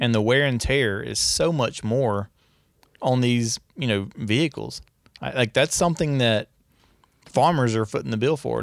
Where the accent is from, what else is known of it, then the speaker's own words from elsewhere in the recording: Northeast Louisiana, United States; I'm from Northeast Louisiana